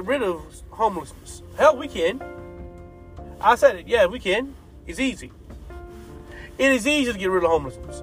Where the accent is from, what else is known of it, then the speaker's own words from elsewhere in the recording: United States; We are American citizens